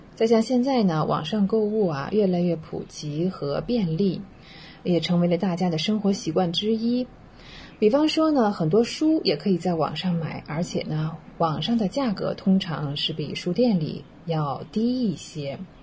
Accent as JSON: {"language": "Chinese", "country": "China", "said": "我们中国人"}